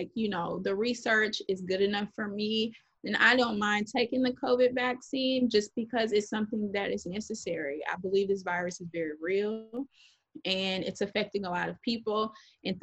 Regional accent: Dallas, Texas, United States; moved away as an adult; now in New Orleans, United States; I'm being from Dallas

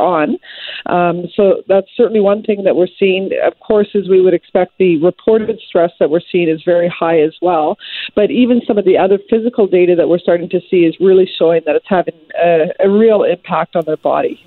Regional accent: British Columbia, Canada; as British Columbians

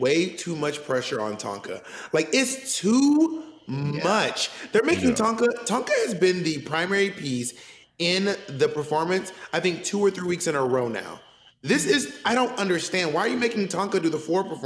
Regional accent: the South, United States; accent: southern; I have a southern accent

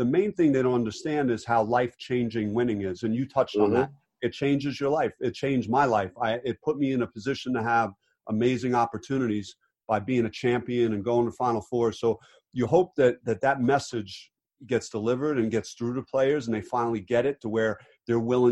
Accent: Jersey City, New Jersey, United States; I grew up in Jersey City, and my dad was really hard on me growing up

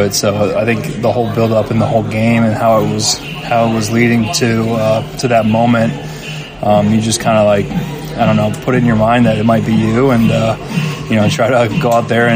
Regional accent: Virginia, United States; I grew up in Virginia

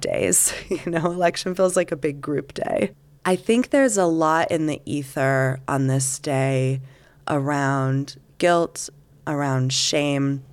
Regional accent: Canada; now in Salt Lake City, United States; I am Canadian.

